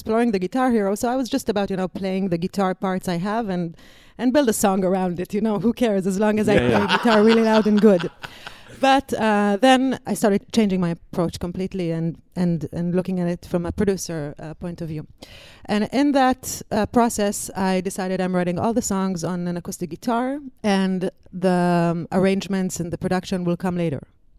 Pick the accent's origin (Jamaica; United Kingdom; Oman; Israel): Israel; English is a second language; And I came from Israel. I wanted to tour the States. I wanted to tour Europe for a girl from Israel.